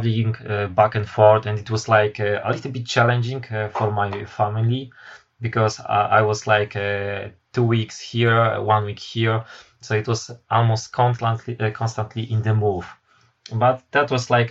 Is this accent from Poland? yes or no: yes; Poland; also born or lived in United Kingdom; I am from Poland.